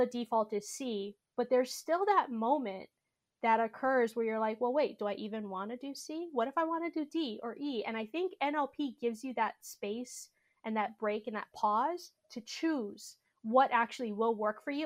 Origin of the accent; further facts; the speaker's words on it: Honolulu, Hawaii, United States; I grew up in Honolulu, Hawaii.